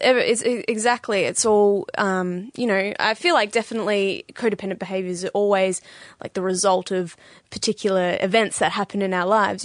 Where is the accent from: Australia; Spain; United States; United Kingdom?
Australia; Bendigo, Victoria; moved away as an adult; now in St Kilda, Australia; I'm from originally I'm from Bendigo